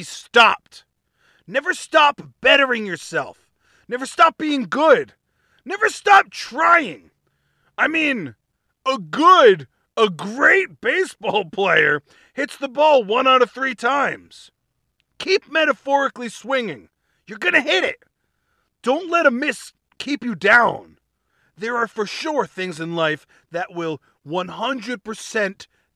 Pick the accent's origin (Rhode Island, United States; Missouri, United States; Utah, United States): Rhode Island, United States; my home state, Rhode Island.